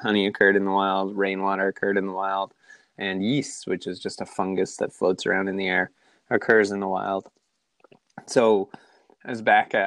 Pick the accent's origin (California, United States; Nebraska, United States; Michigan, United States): California, United States; Southern; also born or lived in San Diego; I am from Southern California. Grew up down here, live here now.